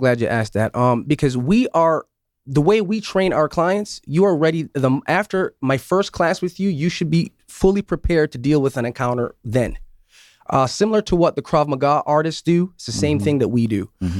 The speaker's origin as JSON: {"language": "English", "town": "Syracuse", "region": "New York", "country": "United States", "tie": "born or raised there", "said": "I grew up in Syracuse."}